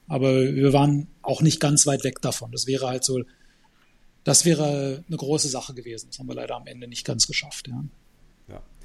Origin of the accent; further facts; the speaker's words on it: Germany; ich bin in Deutschland geboren und aufgewachsen